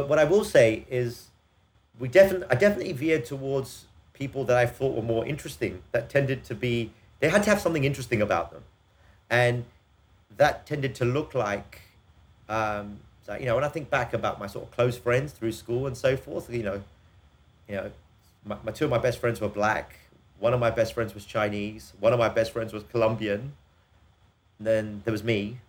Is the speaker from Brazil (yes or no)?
no; England, United Kingdom; We grew up a time in England when this idea of equality of opportunity was something that was quite real